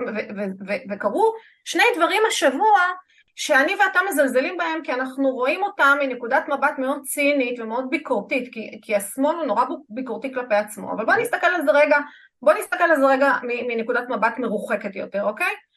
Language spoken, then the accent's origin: Hebrew; Israel; אני כישראלית